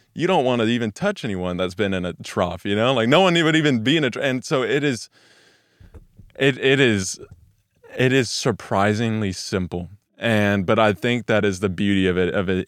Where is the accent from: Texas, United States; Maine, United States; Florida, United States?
Texas, United States; Weatherford; now in Dallas, United States; I grew up in Weatherford, Texas, which is about an hour west of Watermark here